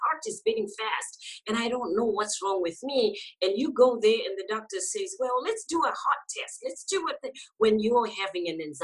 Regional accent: Zimbabwe; moved away; I'm originally from Zimbabwe

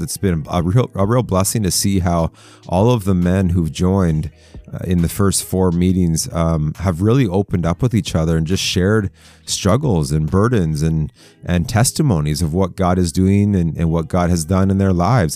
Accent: Canada; I'm Canadian

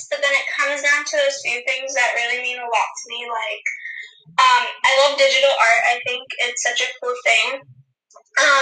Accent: India; being an Indian

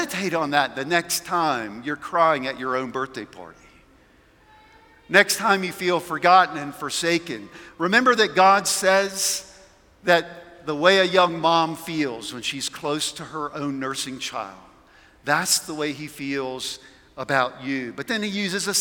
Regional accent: South Carolina, United States; now in Colorado, United States; I'm from South Carolina

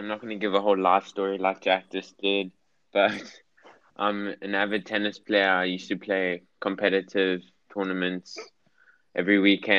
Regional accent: Johannesburg, Gauteng, South Africa; I was born in Johannesburg, South Africa. And I lived in the UK for 2 years of my life.

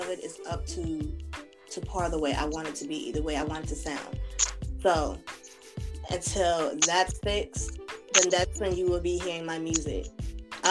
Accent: Altavista, Virginia, United States; I'm from Alta Vista

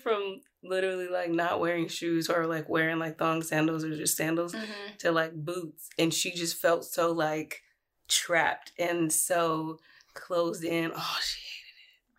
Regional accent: California, United States; now in Washington, United States; I'm from California.

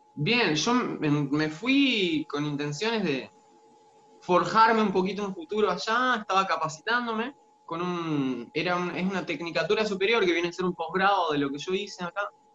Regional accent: Frías, Santiago del Estero, Argentina; moved away as an adult; now in Córdoba, Argentina; yo nací en el interior de Santiago del Estero, en un pueblito llamado Frías. Y bueno, viví toda la vida en Santiago del Estero hasta los 18 años.

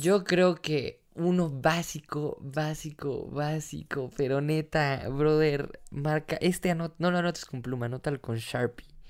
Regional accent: Mexico; soy mexicano

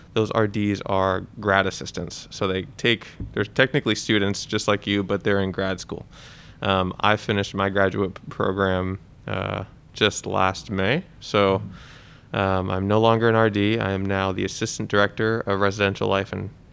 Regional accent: New Jersey, United States; moved away; I grew up in New Jersey, the armpit of America, some might say

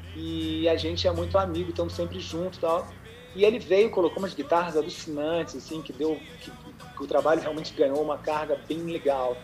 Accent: interior of São Paulo, Brazil; Eu sou lá do interior de São Paulo

